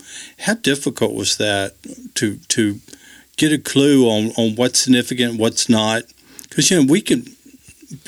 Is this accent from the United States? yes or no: yes; Deep South, United States; It was different growing up in the Deep South.